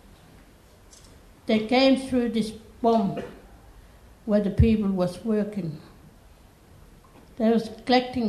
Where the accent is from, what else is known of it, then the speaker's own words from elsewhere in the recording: Yalata, South Australia, Australia; I'm from Yalada. My family's come from other side of Maralinga.